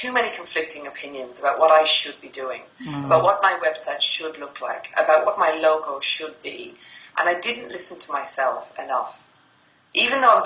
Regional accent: Ireland; now in Sydney, Australia; I'm based in Sydney, Australia, and I'm Irish, so I was going back to Ireland for Christmas to see family

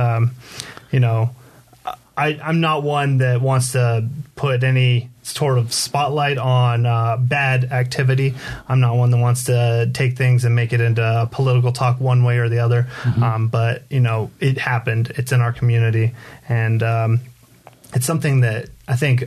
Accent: Poway, California, United States; also born or lived in La Mesa, California; I was born in Southern California, so mm-hmm. I'm from San Diego.

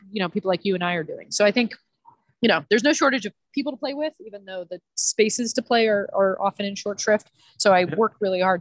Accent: Montreal, Quebec, Canada; also born or lived in Atlanta suburbs, Georgia, United States; now in New York, United States; I grew up in Montreal originally

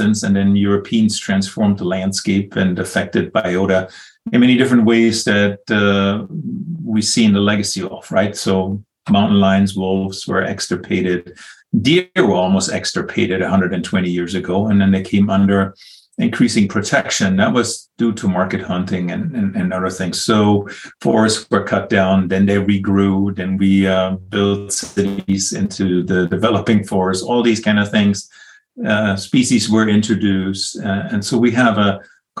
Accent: Northern Germany, Germany; English is a second language; moved away as an adult; now in United States; I grew up in Northern Germany, came to the U.S. some 30 years ago

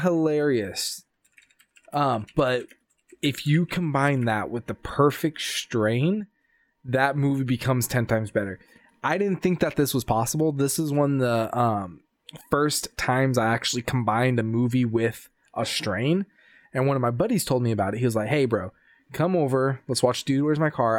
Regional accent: Sacramento, California, United States; my hometown in California, Sacramento.

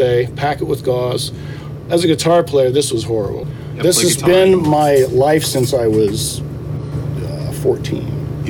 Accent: Indiana, United States; now in Los Angeles, United States; I came out here from Indiana to pursue music. That was my reason for coming out here.

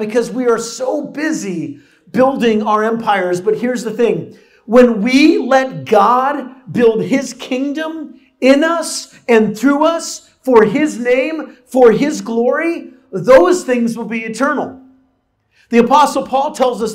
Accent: San Diego, California, United States; moved away; I grew up in San Diego

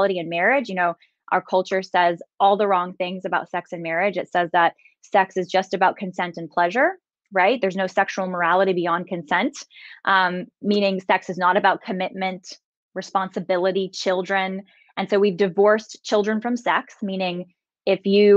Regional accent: San Jose, California, United States; I'm from San Jose, California.

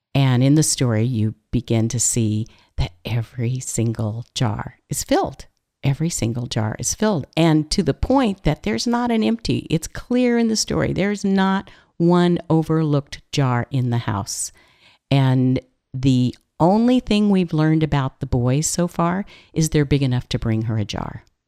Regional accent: California, United States; I'm from California

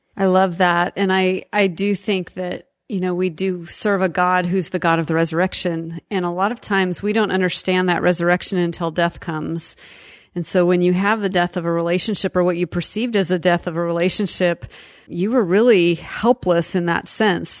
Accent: Seattle, Washington, United States; I grew up in Seattle

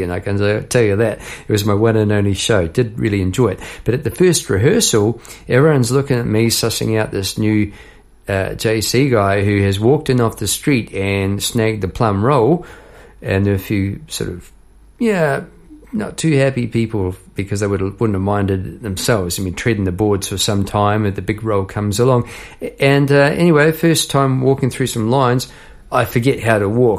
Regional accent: Palmerston North, Manawatū-Whanganui, New Zealand; moved away as an adult; now in Melbourne, Australia; I'm from New Zealand

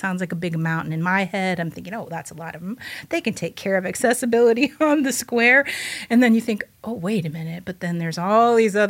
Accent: Bloomington, United States; I'm initially from Bloomington, lived here for a very long time, but then I've lived all around different states.

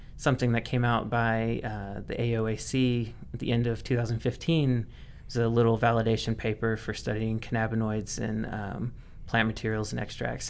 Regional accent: Mississippi, United States; moved away as an adult; now in Oregon, United States; I'm originally from Mississippi

